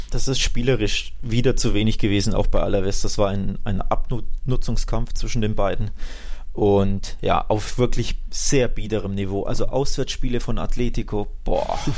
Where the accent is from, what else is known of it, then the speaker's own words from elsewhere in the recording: Seville, Andalusia, Spain; Ich komme aus Sevilla.